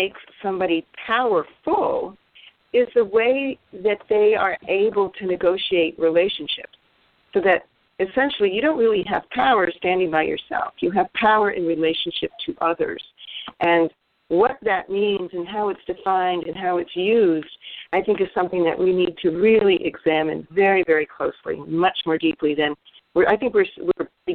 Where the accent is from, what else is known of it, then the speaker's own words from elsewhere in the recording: United States; we in the United States and as American women